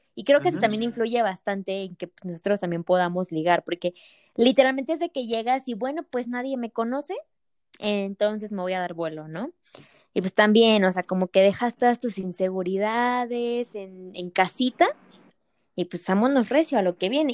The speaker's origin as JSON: {"language": "Spanish", "country": "Mexico", "said": "México te extraño y en un día quiero regresar"}